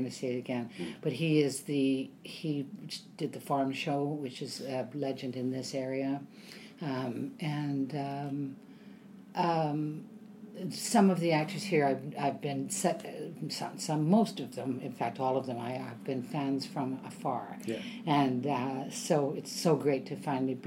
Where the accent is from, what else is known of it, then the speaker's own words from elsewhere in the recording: Vancouver, British Columbia, Canada; moved away as an adult; now in Ontario, Canada; I grew up in Vancouver